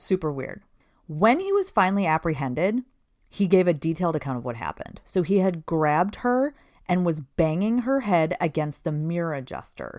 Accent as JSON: {"language": "English", "town": "Princeton", "region": "Minnesota", "country": "United States", "tie": "born or raised there", "said": "I grew up in Princeton, Minnesota"}